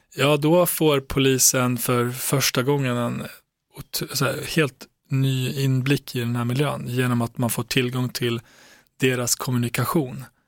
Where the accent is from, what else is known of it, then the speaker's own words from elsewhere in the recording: Borlänge, Dalarna County, Sweden; jag växte upp i Tjärna Ängar